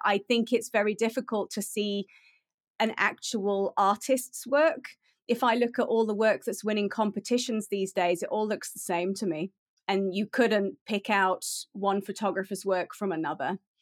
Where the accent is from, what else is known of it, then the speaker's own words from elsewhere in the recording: United Kingdom; moved away as an adult; now in South Africa; I am British. I grew up in the U K, and I moved to South Africa in two thousand and nine.